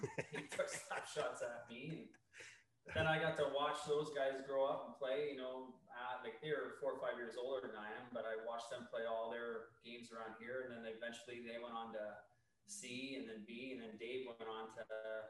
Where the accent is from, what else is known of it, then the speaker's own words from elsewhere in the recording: Essex, Ontario, Canada; also born or lived in St. Catharines, Ontario; I was born in St. Catharines and I moved down here to Essex when I was a little kid or whatever. I lived on South Temple Road, south or north, I guess they call it, four doors down from the Kingdom Hall at the time.